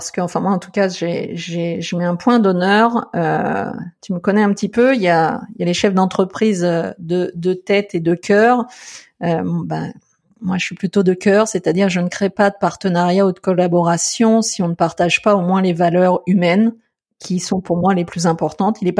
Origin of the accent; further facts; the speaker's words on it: France; now in Canada; j'ai un petit peu cette attitude là que je suis français un petit peu dans l'âme, c'est vrai, je peux pas le renier